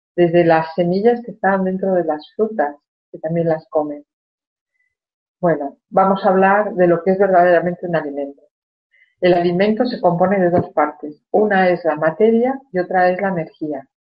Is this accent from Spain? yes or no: yes; Spain; cuando era niña en España